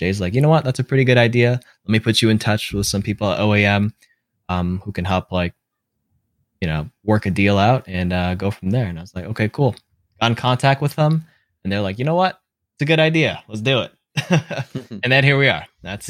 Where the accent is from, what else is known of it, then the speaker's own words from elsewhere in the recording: Toronto, Ontario, Canada; So I was like, you know, I'm from Toronto.